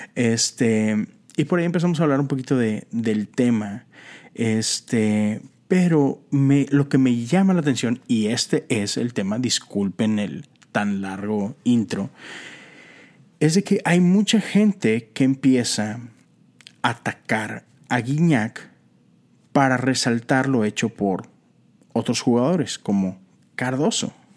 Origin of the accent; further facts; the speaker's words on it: Monterrey, Nuevo León, Mexico; Soy mexicano y soy de Monterrey, Nuevo León